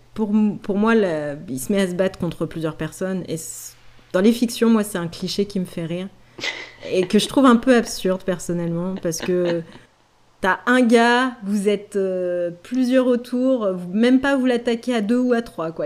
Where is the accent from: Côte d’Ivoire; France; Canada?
France; on est français